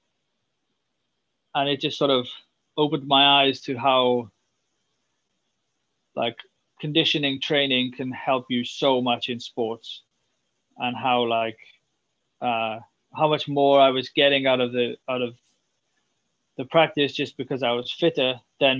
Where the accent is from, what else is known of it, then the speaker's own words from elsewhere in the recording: Swansea, Wales, United Kingdom; moved away; I'm from Wales, I'm from Swansea, and I grew up playing a lot of rugby